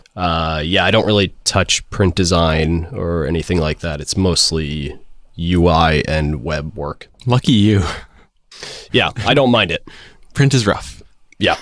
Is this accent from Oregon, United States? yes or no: no; Florida, United States; moved away as an adult; now in San Francisco, United States; I was originally from Florida um, and moved out to SF about three years ago